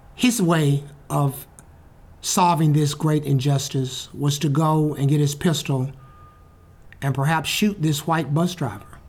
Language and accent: English; Birmingham, Alabama, United States; Birmingham, Alabama, my hometown